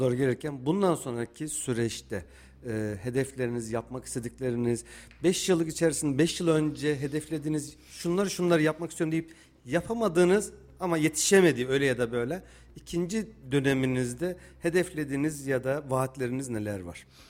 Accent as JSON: {"language": "Turkish", "town": "Kayseri", "region": "Kayseri Province", "country": "Turkey", "said": "Kayseriliyiz ama şimdi Kayseri'de yaşayıp doğup büyüyüp yaşayıp"}